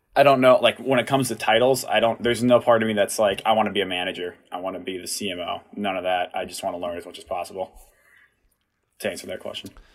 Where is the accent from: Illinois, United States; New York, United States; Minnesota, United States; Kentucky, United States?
Minnesota, United States; Watertown; I'm from Watertown. Went there, graduated in 2016.